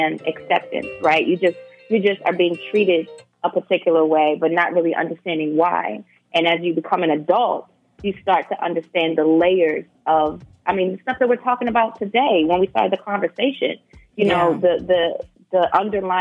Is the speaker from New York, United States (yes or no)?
no; Baltimore, Maryland, United States; I grew up in West Baltimore.